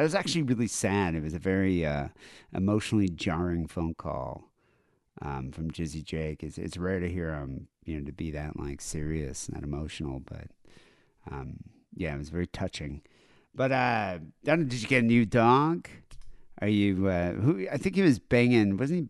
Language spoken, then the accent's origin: English; United States; I'm an American, and this accent confuses me and frightens me.